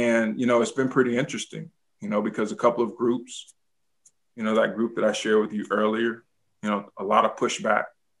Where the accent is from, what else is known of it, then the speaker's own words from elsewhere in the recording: Tobacco Road, North Carolina, United States; I grew up on Tobacco Road, right? So I grew up down the street from Duke